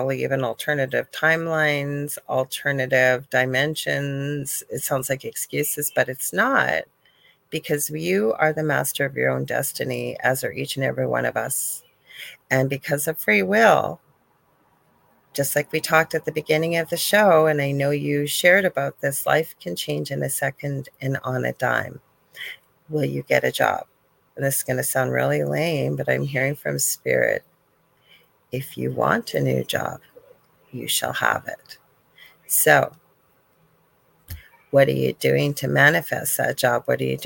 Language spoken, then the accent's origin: English; Canada; also born or lived in Thunder Bay, Ontario; I'm not even from the South. I'm Canadian